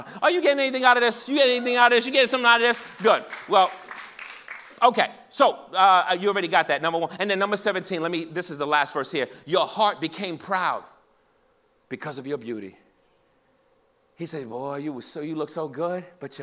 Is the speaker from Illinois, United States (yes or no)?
no; New York, United States; I'm from New York.